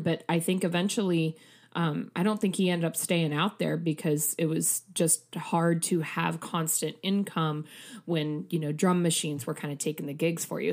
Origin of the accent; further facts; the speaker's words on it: Midwest, United States; I'm also, you know, Midwesterner